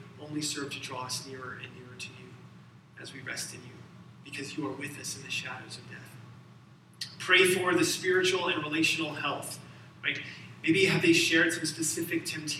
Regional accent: Alabama, United States; I'm from Alabama

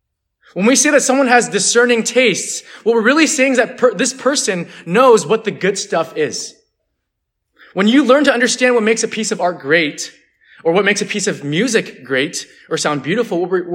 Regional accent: California, United States; And some of you guys don't know this about me, but I'm actually from the Bay Area, so actually it was a 2-hour drive, not a 9-hour drive.

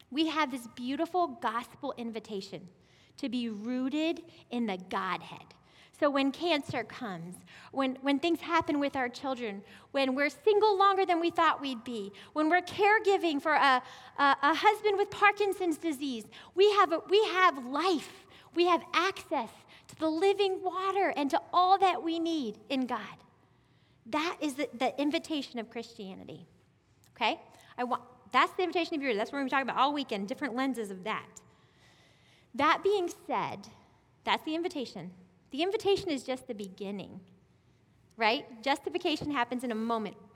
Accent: South Carolina, United States; I came from South Carolina, like I said, and we had these beautiful apple orchards, like climb the trees, apple orchards, like acres and acres. And we moved here.

